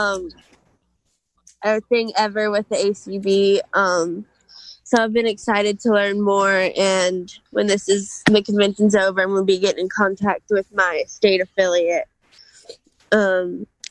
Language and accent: English; Louisiana, United States; I'm Louisiana